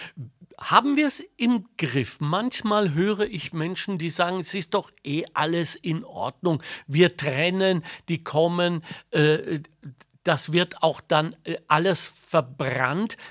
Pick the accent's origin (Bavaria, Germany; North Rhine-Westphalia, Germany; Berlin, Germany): North Rhine-Westphalia, Germany; Ruhr area; moved away; ich bin im Ruhrgebiet aufgewachsen